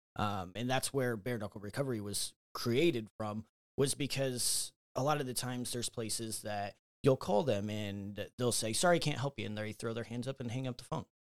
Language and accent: English; Fort Wayne, Indiana, United States; I'm local to Fort Wayne, uh, born and raised here, grew up, um, went, lived on the north side of town